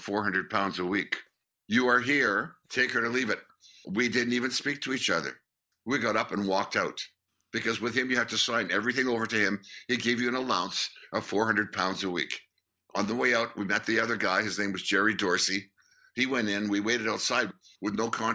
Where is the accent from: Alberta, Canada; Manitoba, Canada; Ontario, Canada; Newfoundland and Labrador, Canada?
Manitoba, Canada; Winnipeg; We're guys from Winnipeg